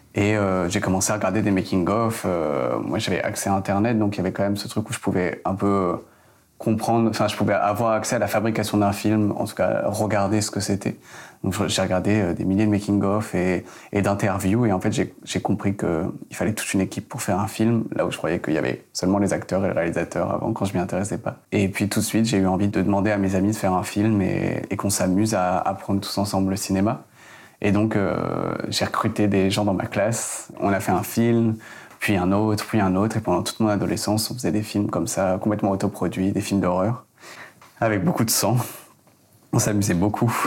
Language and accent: French; Provence-Alpes-Côte d'Azur, France; Je viens du sud de la France, des Alpes-Maritimes, euh, à la campagne.